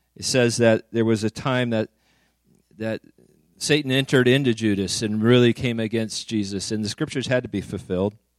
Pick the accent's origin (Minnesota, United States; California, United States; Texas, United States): California, United States; Woodland; moved away; also born or lived in Redding; I grew up in Woodland, so I was a flatlander